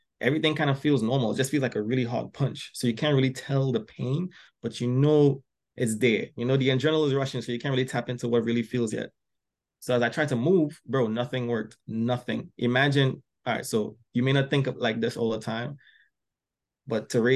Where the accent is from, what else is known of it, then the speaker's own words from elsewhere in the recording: Trinidad & Tobago; also born or lived in Philadelphia, Delaware area; now in Philadelphia area, United States; I came to this country, because I'm from Trinidad originally. I came to this country